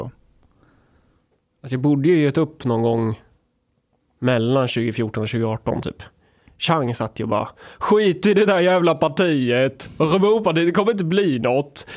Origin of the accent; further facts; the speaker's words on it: Närke, Örebro County, Sweden; jag är från Närke